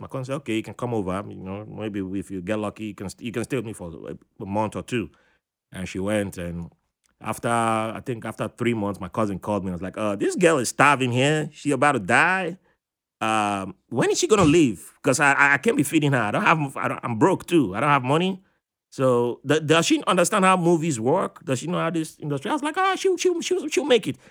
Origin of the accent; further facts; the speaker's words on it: Virginia, United States; also born or lived in Africa; I said my home state instead. I said Virginia